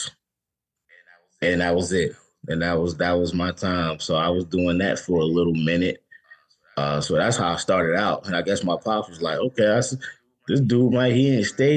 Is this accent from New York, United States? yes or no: yes; New York City, New York, United States; I'm from the Bronx